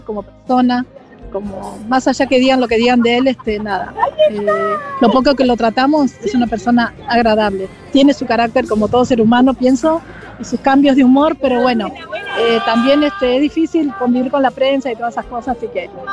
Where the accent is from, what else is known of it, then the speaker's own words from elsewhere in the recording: Santiago del Estero, Argentina; moved away; yo soy de Santiago del Estero.